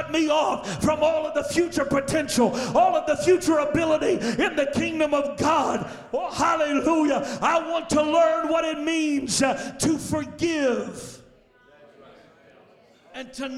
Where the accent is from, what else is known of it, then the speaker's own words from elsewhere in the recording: Louisiana, United States; I was born and raised in Louisiana, so you know how us Southerners are